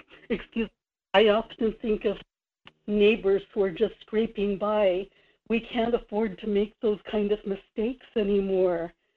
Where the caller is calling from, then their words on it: Kodiak, Alaska, United States; in Kodiak.